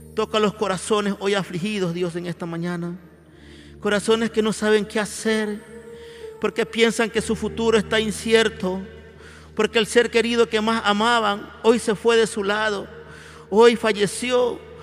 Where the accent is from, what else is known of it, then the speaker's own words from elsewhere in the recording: Ecuador; de la iglesia del Ecuador. Clamamos por nuestro país